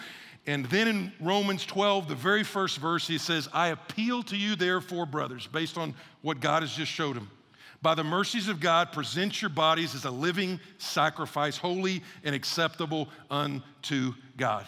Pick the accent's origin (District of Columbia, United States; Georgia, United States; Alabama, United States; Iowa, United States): Georgia, United States; Atlanta; moved away; also born or lived in Texas / Houston, Texas; I was born in Atlanta, had Texas roots